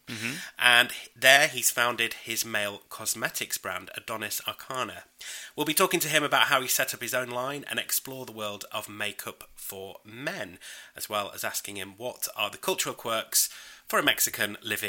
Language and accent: English; United Kingdom; I am British.